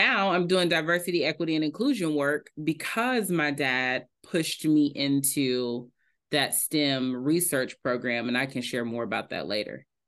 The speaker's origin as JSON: {"language": "English", "town": "Indianapolis", "region": "Indiana", "country": "United States", "said": "I am from Indianapolis, Indiana, a Hoosier through and through"}